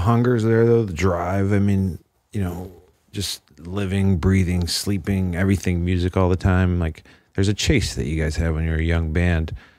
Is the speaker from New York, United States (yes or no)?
no; Chicagoland area, Indiana, United States; I'm from Indiana, Chicagoland area